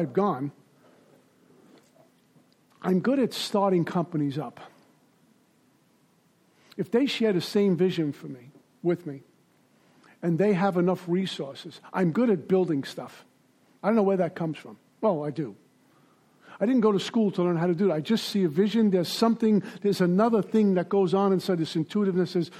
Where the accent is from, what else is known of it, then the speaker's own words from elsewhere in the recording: New York City, New York, United States; also born or lived in Deerfield Beach, Florida; now in Boca Raton, United States; when I was growing up in Brooklyn